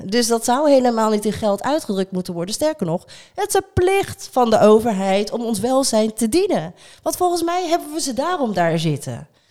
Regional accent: Rotterdam, South Holland, Netherlands; wij zelf als Rotterdammers

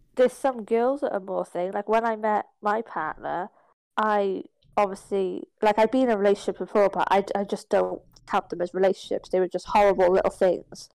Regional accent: Ireland; I'm Irish.

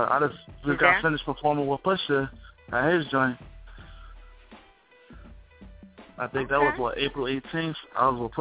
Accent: Atlantic City, New Jersey, United States; I'm from Atlantic City, by the way, Langston, New Jersey.

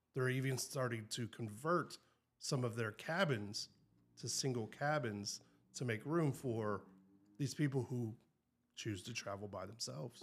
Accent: the South, United States; I'm from South

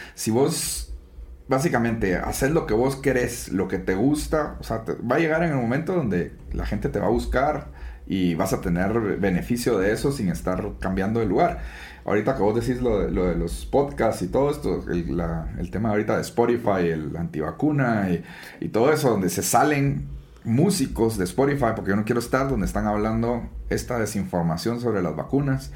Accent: Guatemala; soy guatemalteco 100%

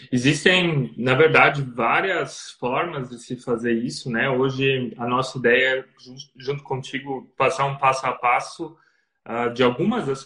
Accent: Blumenau, Santa Catarina, Brazil; accent: southern Brazilian; moved away as an adult; now in Germany; Somos do Brasil, né, de Blumenau, Santa Catarina, então o nosso sotaque é um pouco diferente já, né? Dá para perceber rapidinho.

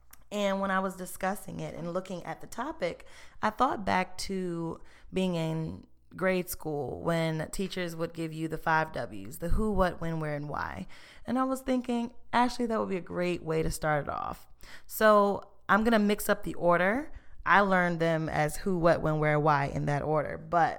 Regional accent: Emporia, Virginia, United States; also born or lived in Florida; now in Richmond, United States; So I was born in Florida, actually, but I spent most of my time here in Virginia. Most of my family is here. And so after I grew up in Emporia, Virginia.

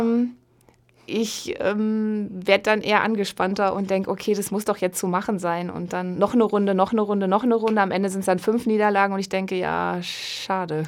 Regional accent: Osnabrück, Lower Saxony, Germany; Ich komme gebürtig aus Osnabrück

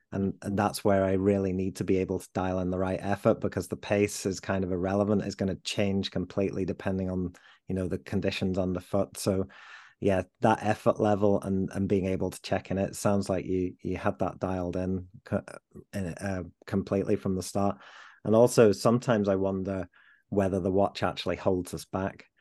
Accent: Leeds, Yorkshire and the Humber, United Kingdom; I'm a Leeds lad. Um, I was, uh, born and bred in Leeds

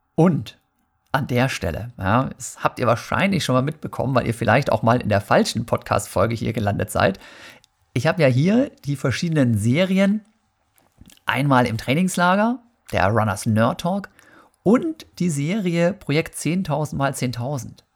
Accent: Germany; Bei uns in Deutschland

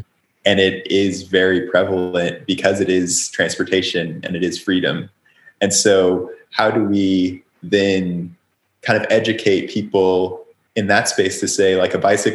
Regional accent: Oklahoma, United States; moved away; also born or lived in California; when I was growing up in Oklahoma

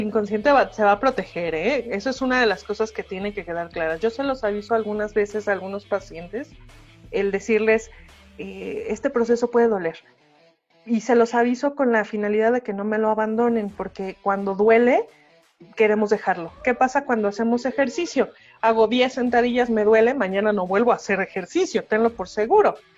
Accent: Mexico; soy latino, nacido en México, en, un, en el ochenta y tantos

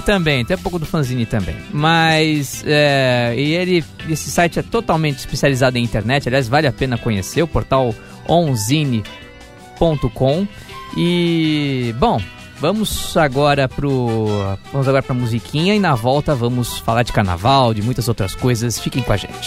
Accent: Santos, São Paulo, Brazil; no clube Sírio-Libanês lá de Santos, minha terra natal

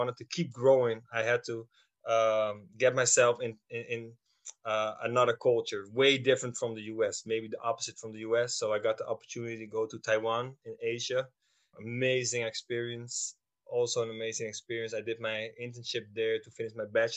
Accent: Schiedam, South Holland, Netherlands; I grew up in the Netherlands, in Schiedam

